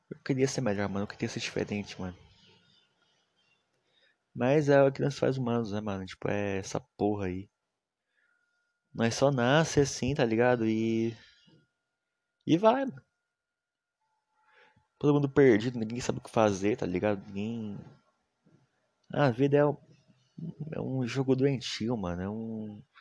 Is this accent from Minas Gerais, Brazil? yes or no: yes; Minas Gerais, Brazil; meu sotaque é massa, eu sou mineiro. Fih, respeita os cria de Minas, rapaz. Respeita os cria de Minas. O pessoal daqui de Minas é muito foda, mano.